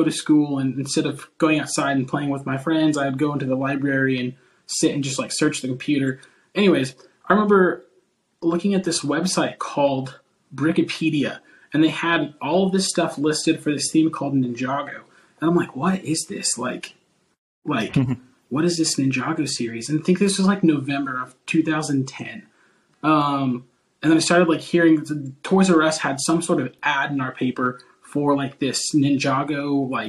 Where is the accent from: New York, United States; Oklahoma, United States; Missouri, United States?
Oklahoma, United States; I'm a graphic designer from Oklahoma, United States